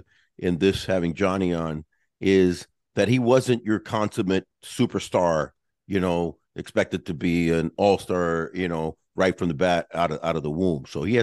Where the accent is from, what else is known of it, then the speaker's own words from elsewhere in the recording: Miami, Florida, United States; both from my hometown of Miami and also, you know, like my home neighborhood of Westchester, as we call it over there, Westchester, and my high school.